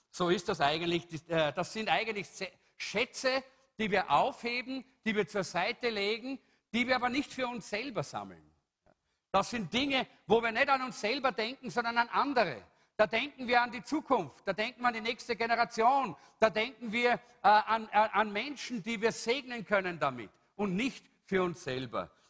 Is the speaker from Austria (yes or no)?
yes; Salzburg, Austria; Äh, ich bin aus Salzburg, da, war, da ist es noch ein, ein übliches Wort.